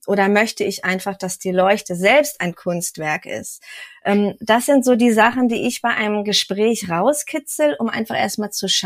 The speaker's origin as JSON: {"language": "German", "town": "Kiel", "region": "Schleswig-Holstein", "country": "Germany", "also_born_or_lived": "Berlin", "moved": "yes", "said": "Und ich bin ganz hoch vom Norden aus Kiel dann hier nach Sachsen gezogen."}